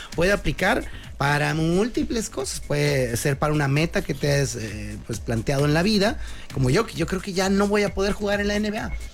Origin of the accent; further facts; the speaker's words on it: Mexicali, Baja California, Mexico; mi ranchito querido, mi pueblito bicicletero hermoso